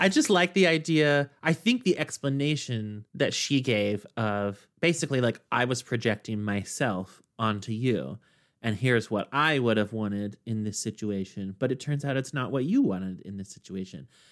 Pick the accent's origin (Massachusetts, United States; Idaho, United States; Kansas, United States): Kansas, United States; now in New York, United States; in Kansas, in my hometown, where I knew everybody